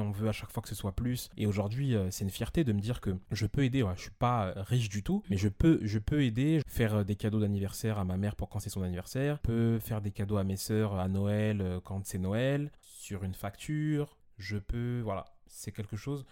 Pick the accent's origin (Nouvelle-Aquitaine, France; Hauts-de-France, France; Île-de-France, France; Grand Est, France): Île-de-France, France; Évry; j'ai grandi à Evry dans un quartier qui s'appelle Les Épinettes et ensuite j'ai déménagé